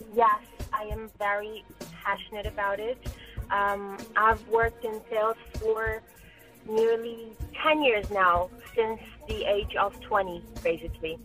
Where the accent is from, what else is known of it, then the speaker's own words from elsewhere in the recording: Brazil; moved away as an adult; I'm originally from Brazil, uh, born and grown in Brazil.